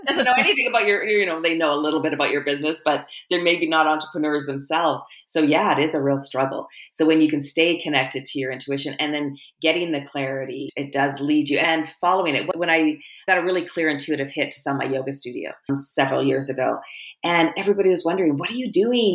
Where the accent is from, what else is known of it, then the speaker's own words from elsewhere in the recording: Canada; as a Canadian